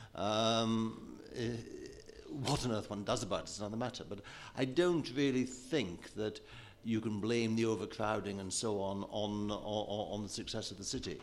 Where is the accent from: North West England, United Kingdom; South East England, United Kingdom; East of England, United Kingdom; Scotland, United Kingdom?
Scotland, United Kingdom; Scotland, from where I hail